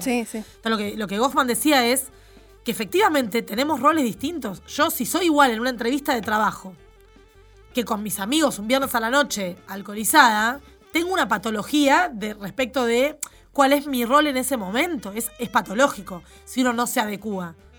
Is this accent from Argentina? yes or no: yes; Argentina; Soy de Argentina